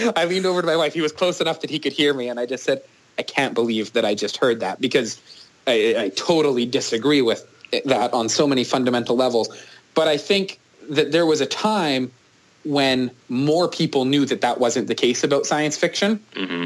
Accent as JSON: {"language": "English", "country": "Canada", "said": "as a Canadian"}